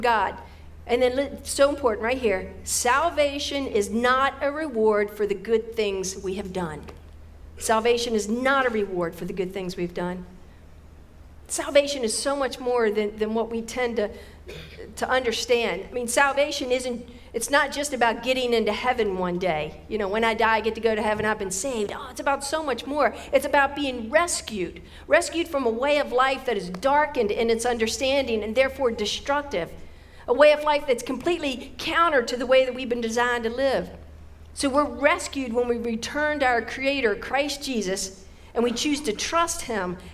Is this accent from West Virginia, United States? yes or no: yes; West Virginia, United States; growing up in West Virginia.